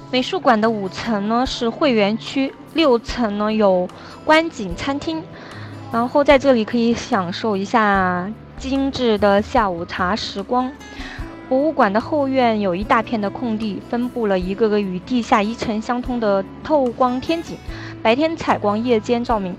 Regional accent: Shanghai, China; 我来自于中国的上海

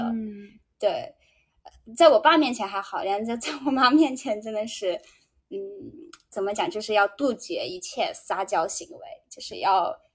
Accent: Guizhou, China; moved away as an adult; now in Japan; 哥们，我是我是贵州人，有的时候普通话有点有点奇怪啊。

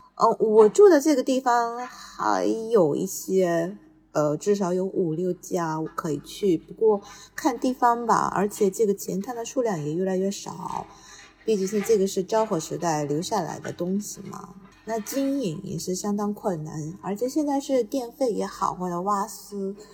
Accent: Tokyo, Japan; 小时候是在，那个也是在东京长大的嘛，就比较习惯这个氛围

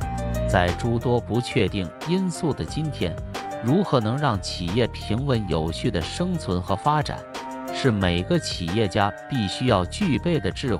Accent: China; 只要你经常看新闻，你就知道作为一个中国人是何等的骄傲与自豪。

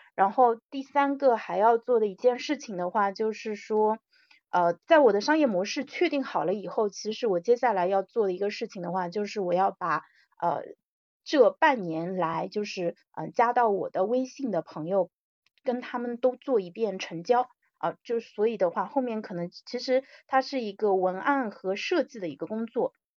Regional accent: China; 我们，中国人

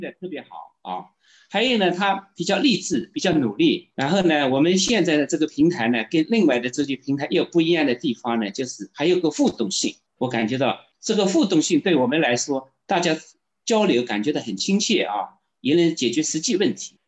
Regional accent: Jiaxing, Zhejiang, China; 我是，呃，来自浙江嘉兴的，呃，我是体制内的人啊

